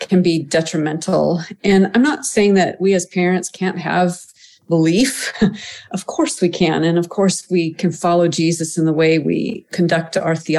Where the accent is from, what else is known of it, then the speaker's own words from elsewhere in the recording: United States; also born or lived in France; as an American